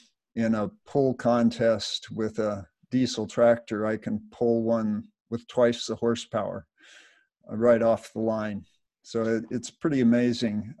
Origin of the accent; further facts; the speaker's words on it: Los Angeles, California, United States; I was brought up in Los Angeles, just south of Los Angeles in the 50s